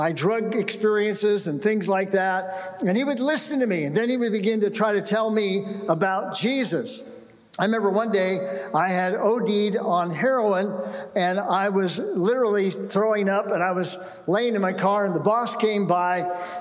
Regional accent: San Jose, California, United States; also born or lived in Orange County, California; I was here in the Bay Area. I grew up in the Bay Area.

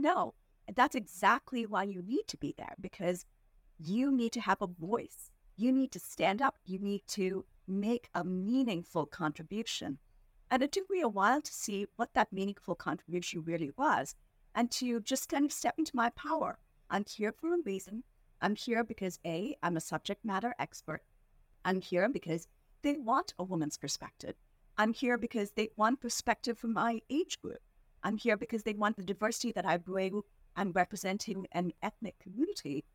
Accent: India; moved away as an adult; now in Philadelphia, United States; I was born and raised in India

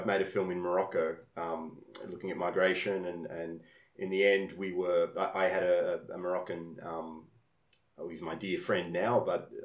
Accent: Australia; I'm Australian with Italian heritage.

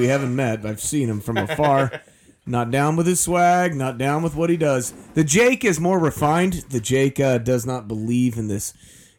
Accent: San Luis Obispo County, California, United States; when you grow up in this area, and I'm from Slo County

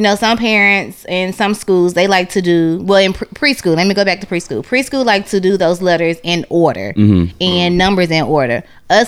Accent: Nashville, Tennessee, United States; I'm from Antioch

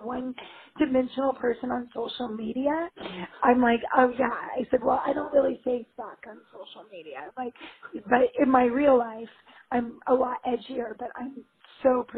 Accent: Los Angeles, California, United States; I'm from L.A.

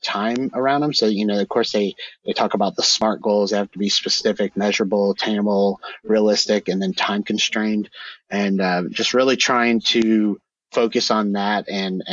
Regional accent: Georgia, United States; my home state here in Georgia

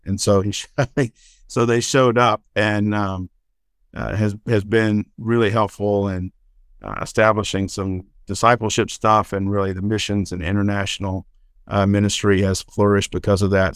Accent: Alabama, United States; I grew up in Alabama.

